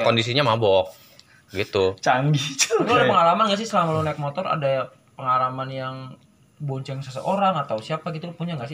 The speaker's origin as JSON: {"language": "Indonesian", "town": "Cianjur", "region": "West Java", "country": "Indonesia", "tie": "born or raised there", "said": "kampung gue, Cianjur ke Garut pernah tuh."}